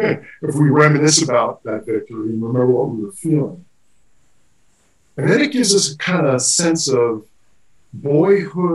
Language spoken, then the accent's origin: English; New York, United States; as a New Yorker